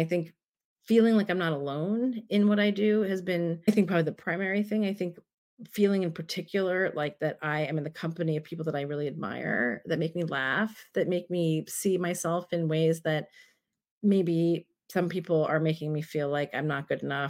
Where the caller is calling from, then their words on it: San Francisco, California, United States; And I am talking from San Francisco.